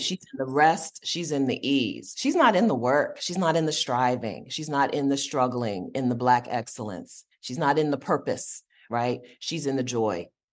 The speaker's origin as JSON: {"language": "English", "town": "Westerville", "region": "Ohio", "country": "United States", "tie": "born or raised there", "said": "growing up in Westerville, Ohio"}